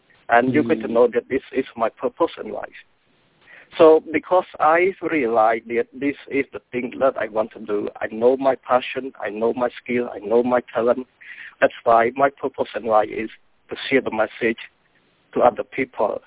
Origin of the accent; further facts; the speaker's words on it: Cambodia; English is a second language; now in United States; I was born and grew up in Cambodia, and English is my second language.